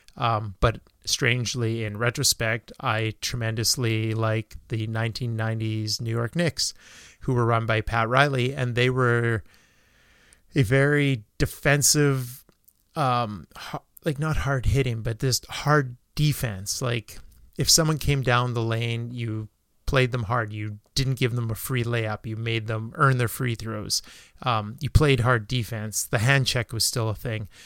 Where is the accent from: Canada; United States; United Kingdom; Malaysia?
Canada; small town Saskatchewan; born or raised there